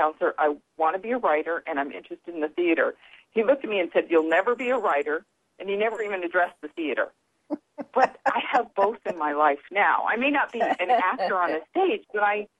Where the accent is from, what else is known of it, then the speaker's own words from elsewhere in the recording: upstate New York, United States; I learned how to say that in upstate New York, so that's kind of interesting. Yeah, that's where I was raised